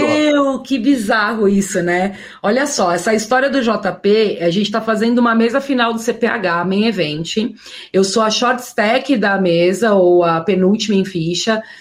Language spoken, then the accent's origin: Portuguese; São Paulo, Brazil; also born or lived in Las Vegas, United States; eu sou muito paulista mesmo. Sou muito aqui, tipo, São Paulo, família, minha rotina